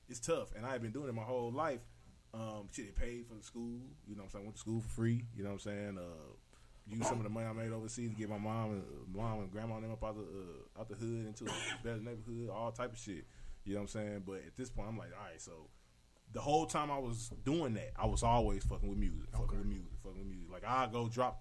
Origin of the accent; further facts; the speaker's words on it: St. Louis, Missouri, United States; I was coming from the Lou